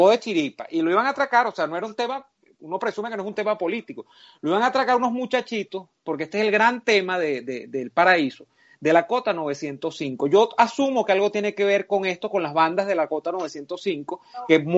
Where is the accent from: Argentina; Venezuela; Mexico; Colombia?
Venezuela; Caracas, Capital District; no, yo nunca salí de Caracas de, con los colegios.